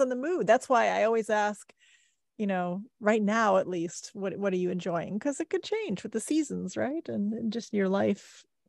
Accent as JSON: {"language": "English", "region": "Midwest", "country": "United States", "tie": "born or raised there", "said": "I grew up in the Midwest"}